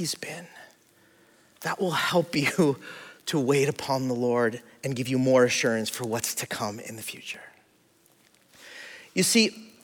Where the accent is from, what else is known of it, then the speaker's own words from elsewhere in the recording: California, United States; also born or lived in Hawaii; I'm from California, I'm from here.